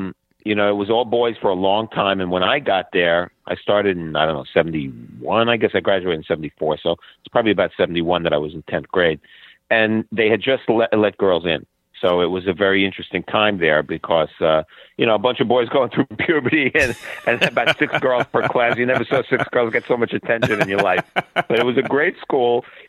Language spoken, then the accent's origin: English; Brooklyn, New York, United States; Well, it was idyllic, really. I mean, Bay Ridge, Brooklyn was a melting pot.